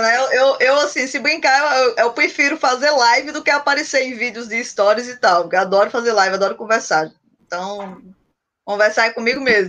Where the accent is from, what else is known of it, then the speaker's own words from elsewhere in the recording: Paraíba, Brazil; somos aqui da Paraíba